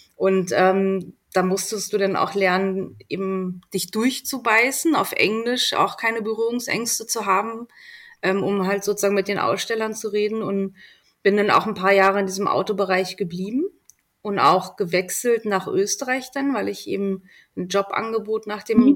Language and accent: German; Berlin, Germany; moved away as an adult; also born or lived in Helmstedt, Lower Saxony / Göttingen; now in Austria; Ich äh, komme aus Berlin, bin in Helmstedt geboren, also Niedersachsen, und mit drei Jahren dann nach Berlin. Ich fühle mich auch als Berlinerin